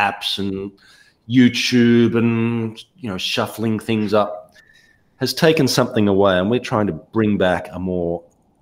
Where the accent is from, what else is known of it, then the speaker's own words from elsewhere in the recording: Ballarat, Victoria, Australia; moved away; my hometown of Ballarat in Australia